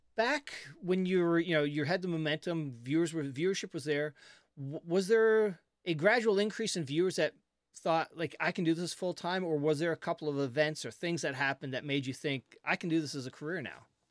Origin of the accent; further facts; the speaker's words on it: Canada; I'm a Canadian